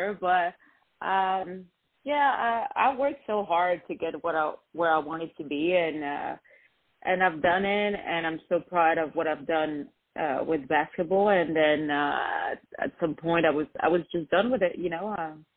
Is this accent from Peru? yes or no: no; France; moved away as an adult; also born or lived in Lebanon; now in Los Angeles, United States; most of my life I was in France. I moved from Lebanon when I was 3.